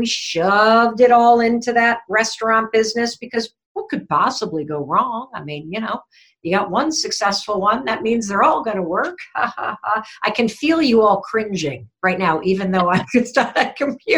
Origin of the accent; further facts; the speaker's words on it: Western Michigan, United States; I grew up in Western Michigan, so I'm a Midwestern gal